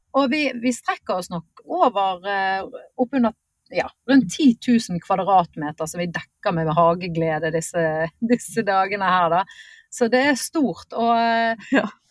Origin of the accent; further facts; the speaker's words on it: Bergen, Vestland, Norway; accent: Bergen; moved away as an adult; now in Lillestrøm, Norway; jeg en bergenser som har eh, mm. eller såkalt flyktning eh, fra vest til øst